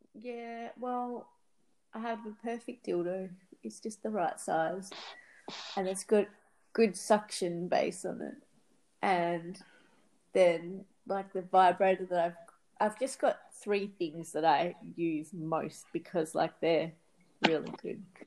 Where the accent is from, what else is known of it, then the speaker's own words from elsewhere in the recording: Australia; I grew up in Australia